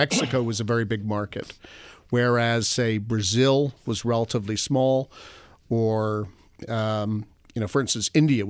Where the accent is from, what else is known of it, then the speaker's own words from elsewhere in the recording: Toronto, Ontario, Canada; born there; Well, I was born in Toronto, and I actually began my first career in Toronto at a brokerage firm called Wood Gundy